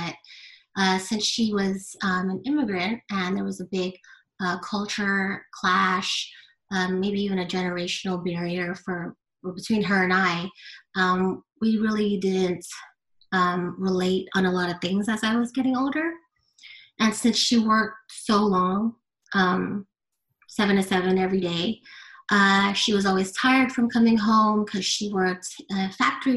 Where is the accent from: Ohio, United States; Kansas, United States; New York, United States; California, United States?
California, United States; Southern; I grew up in Southern California, in a very low income area.